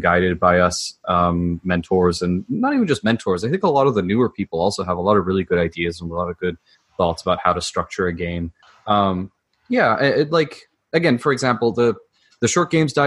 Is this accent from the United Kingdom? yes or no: yes; United Kingdom; moved away; I'm a British immigrant